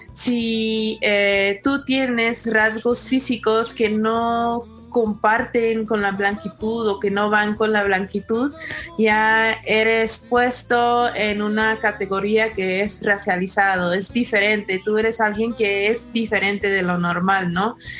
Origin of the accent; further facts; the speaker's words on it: California, United States; moved away as an adult; now in Mexico City, Mexico; crecí mi infancia en un pueblo chiquito en California